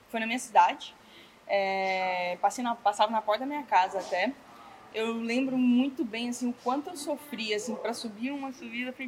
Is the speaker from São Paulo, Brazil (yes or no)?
no; Pirenópolis, Goiás, Brazil; eu sou de Pirenópolis, Goiás, uma cidade bem pequenininha do interior.